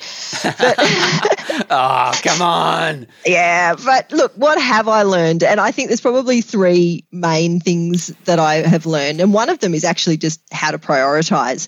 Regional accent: Albury-Wodonga, Australia; also born or lived in Dubbo, New South Wales / Newcastle, New South Wales; now in Mount Beauty, Australia; I grew up in Albury Wodonga with a short stint in Dubbo

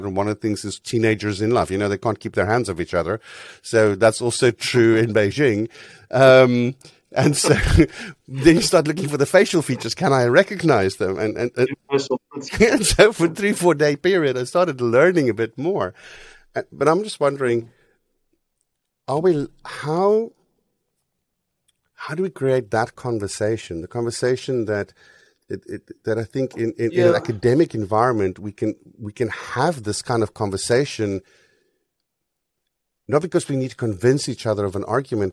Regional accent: South Africa; I grew up in South Africa

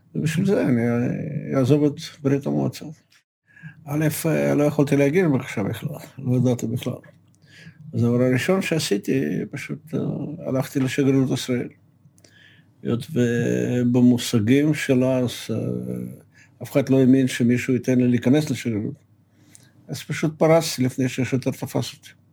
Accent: Moscow, Russia; moved away as an adult; now in Israel; נולדתי במושקו

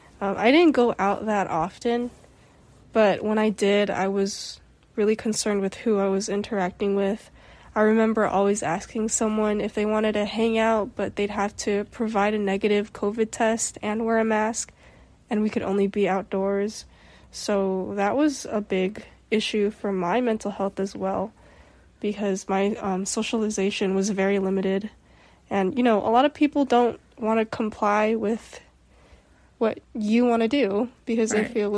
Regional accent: Philippines; Yeah, and me being Filipino and you being Mexican, it's kind of integrated in our cultures because our cultures are both family oriented

